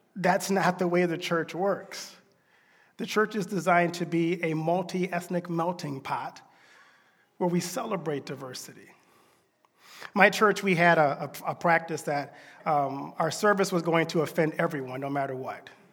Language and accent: English; Deep South, United States; I grew up in the Deep South.